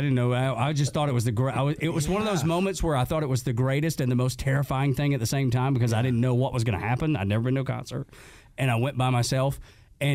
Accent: Northwest Georgia, United States; growing up in Northwest Georgia.

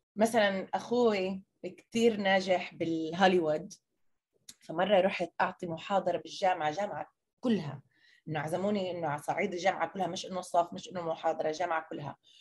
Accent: United States; first language Arabic; فلسطينية مواليد أمريكا عايشة بالشتات لغتي الثانية كانت إنجليزي

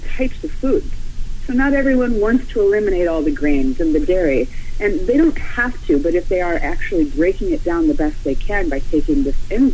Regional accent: Florida, United States; I'm from Florida

